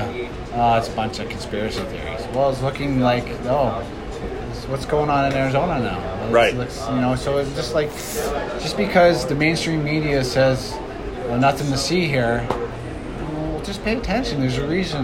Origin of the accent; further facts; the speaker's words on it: Canada; now in United States; I was born, I was Canadian, but now I'm American